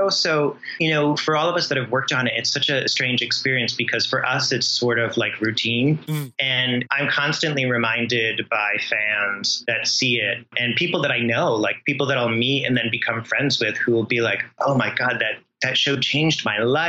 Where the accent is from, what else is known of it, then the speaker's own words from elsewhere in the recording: Rhode Island, United States; I grew up in Rhode Island